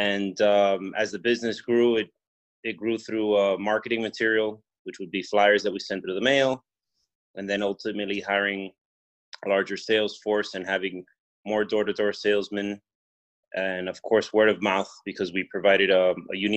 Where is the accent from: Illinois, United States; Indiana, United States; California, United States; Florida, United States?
Florida, United States; Miami; I'm from Miami, Florida